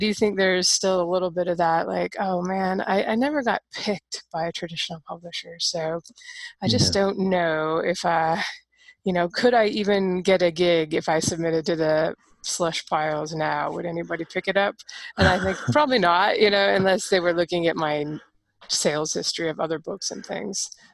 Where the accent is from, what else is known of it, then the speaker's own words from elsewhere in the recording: Seattle, Washington, United States; growing up in Seattle is pretty liberal out there